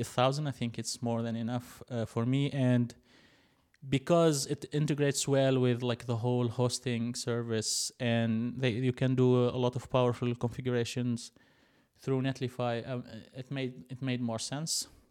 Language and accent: English; Tunisia; moved away as an adult; now in Berlin, Germany; I'm originally from Tunisia, which is like a small country in the north, uh, of Africa